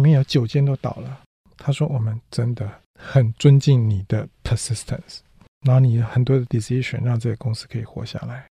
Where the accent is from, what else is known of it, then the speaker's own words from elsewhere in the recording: Taiwan; moved away; also born or lived in Silicon Valley; 我们台湾人有一个韧性